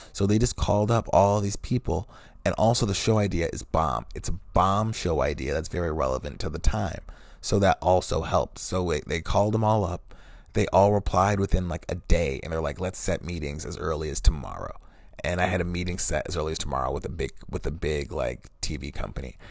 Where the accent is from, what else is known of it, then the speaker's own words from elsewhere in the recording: Wisconsin, United States; I'm also from Wisconsin, from this town